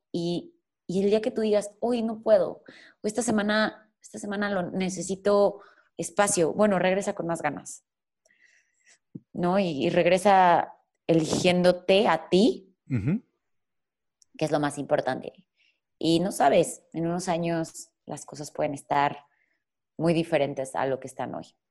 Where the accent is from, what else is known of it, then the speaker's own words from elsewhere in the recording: Mexico; soy mexicana